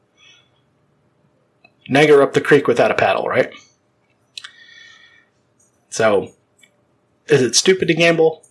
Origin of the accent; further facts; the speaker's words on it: Baton Rouge, Louisiana, United States; right here in my hometown, Baton Rouge